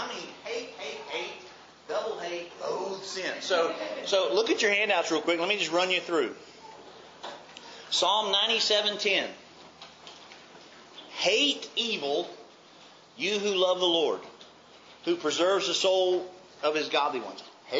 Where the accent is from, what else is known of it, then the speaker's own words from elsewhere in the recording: Mobile, Alabama, United States; In my dictionary, growing up in Mobile, that word was four-letter red.